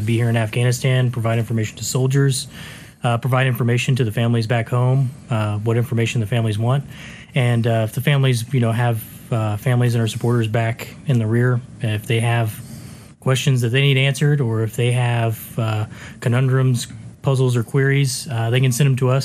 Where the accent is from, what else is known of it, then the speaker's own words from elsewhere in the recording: Indianapolis, Indiana, United States; I grew up in Indianapolis